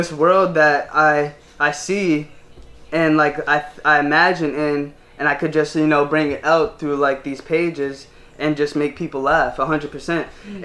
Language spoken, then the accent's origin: English; Marlboro, United States; growing up in Marlboro, like I said, being African American